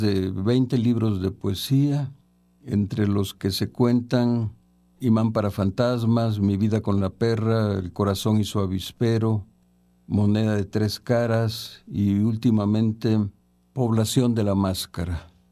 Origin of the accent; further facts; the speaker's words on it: San Andrés Tuxtla, Veracruz, Mexico; nací en San Andrés Tuxla, en el estado de Veracruz, en 1946